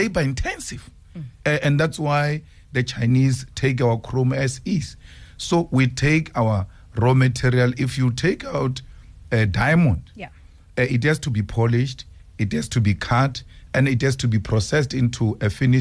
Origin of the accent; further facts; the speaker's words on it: Seshego, Limpopo, South Africa; I come from Sishiu.